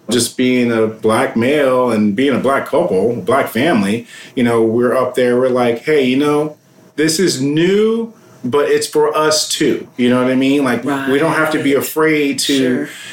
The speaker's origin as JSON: {"language": "English", "region": "New York", "country": "United States", "said": "I'm a New Yorker"}